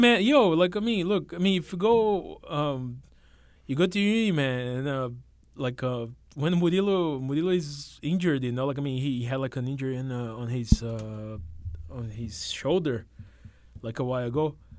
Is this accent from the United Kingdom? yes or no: no; São Paulo, Brazil; moved away as an adult; now in New York, United States; I was uh, born and raised in, uh, in, the capital, the big city